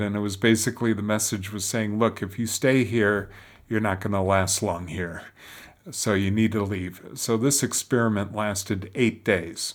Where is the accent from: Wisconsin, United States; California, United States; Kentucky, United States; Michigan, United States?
Michigan, United States; Detroit; moved away as an adult; now in Rome, Italy; I was born and raised in Detroit.